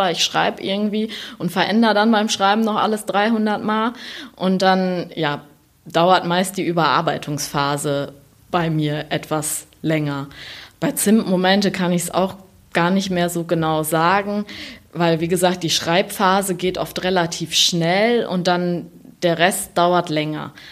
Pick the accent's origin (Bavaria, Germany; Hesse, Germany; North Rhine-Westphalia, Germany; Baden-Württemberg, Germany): North Rhine-Westphalia, Germany; also ich bin aufgewachsen in der Nähe von Siegen, so zwischen Siegerland und Westerwald, und wollte eigentlich damals einen Siegen-Roman schreiben.